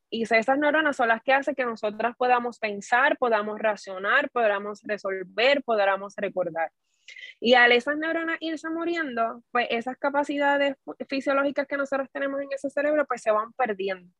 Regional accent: Corozal, Puerto Rico; now in Guayama, Puerto Rico; naturalmente soy de Corozal

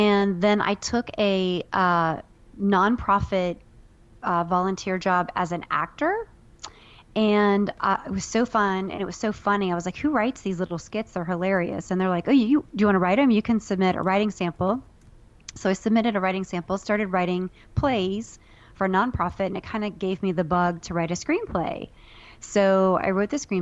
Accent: Ohio, United States; moved away; I'm from a bordering state. I'm from Ohio

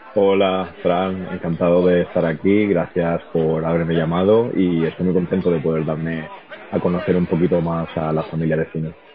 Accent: Murcia, Region of Murcia, Spain; moved away as an adult; also born or lived in United States / Dublin, Ireland; now in Madrid, Spain; yo estudié traducción e interpretación en la Universidad de Murcia, como te has dicho, de donde vengo

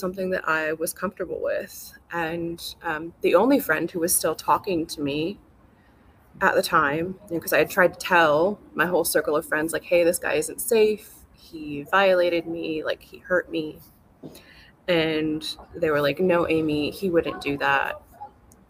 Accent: California, United States; I grew up in California

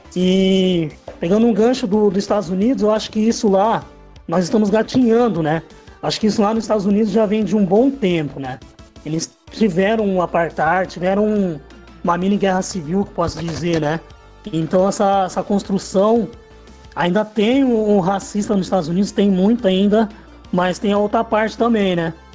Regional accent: Piracicaba, São Paulo, Brazil; also born or lived in Capivari; sou de Piracicaba, nasci em Capivari, mas já, já moro em Piracicaba já faz um tempo

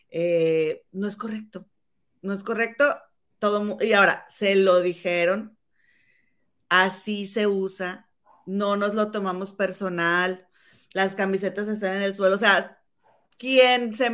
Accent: Monterrey, Nuevo León, Mexico; porque soy de Monterrey.

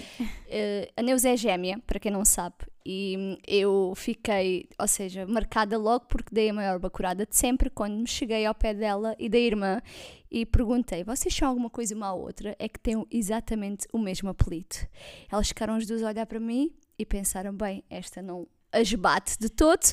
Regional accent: Alentejo, Portugal; accent: Alentejano; tenho assim um sotaque alentejano, porque sou alentejana

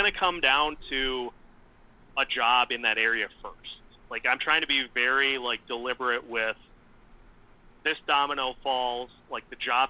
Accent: St. Cloud, Minnesota, United States; So originally I'm from St. Cloud.

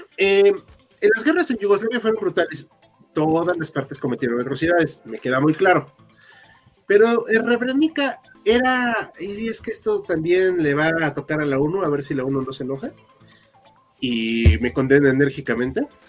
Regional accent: Mexico City, Mexico; somos aquí habitantes de la Ciudad de México

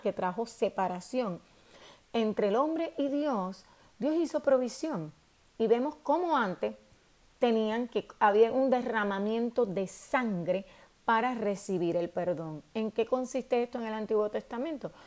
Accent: Puerto Rico; nosotros los puertorriqueños

